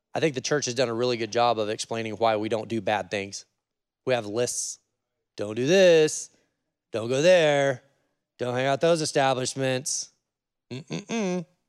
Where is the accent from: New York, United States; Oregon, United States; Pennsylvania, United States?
Oregon, United States; I'm from Oregon